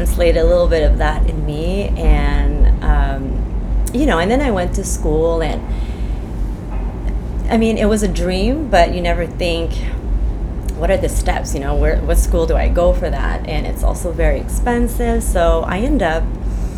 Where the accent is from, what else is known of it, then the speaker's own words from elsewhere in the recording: Quebec, Canada; first language French; English is a second language; I grew up on the Quebec side. My first language is French.